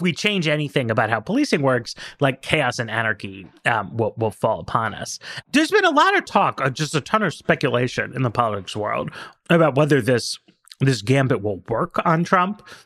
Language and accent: English; New York, United States; I grew up in New York.